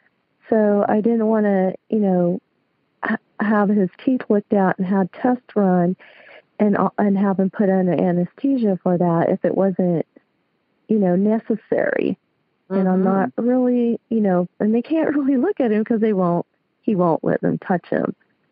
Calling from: Lancaster, California, United States; I'm calling from Lancaster, California.

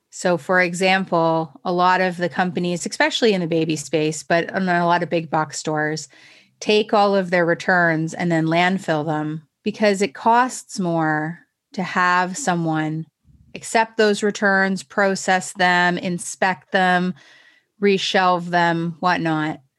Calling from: Toronto, Ontario, Canada; So I'm in my home in Toronto.

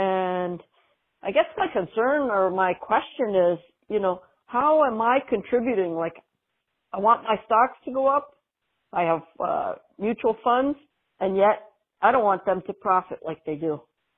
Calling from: Raleigh, North Carolina, United States; I'm calling from Raleigh, North Carolina, and I'm retired, was working class all my life

